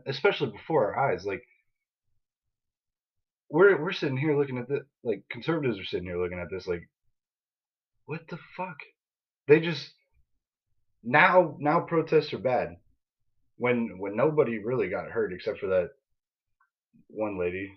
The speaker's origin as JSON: {"language": "English", "country": "United States", "said": "We're the American people"}